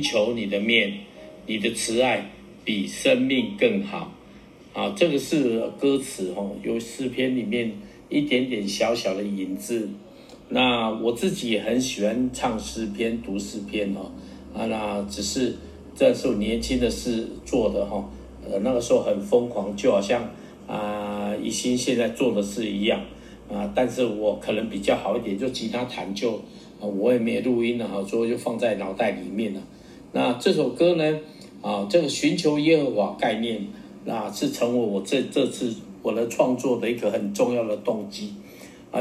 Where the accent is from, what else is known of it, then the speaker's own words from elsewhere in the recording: Taiwan; accent: Taiwanese Mandarin (台湾国语); 我的中文有点台湾国语